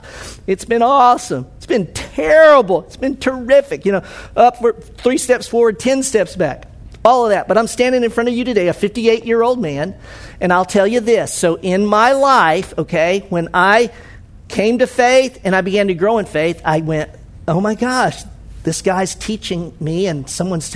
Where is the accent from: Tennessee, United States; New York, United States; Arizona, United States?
Tennessee, United States; Memphis; I was born in Methodist Hospital in Memphis. I went to graduate from Northwest High School. I went to the University of Tennessee.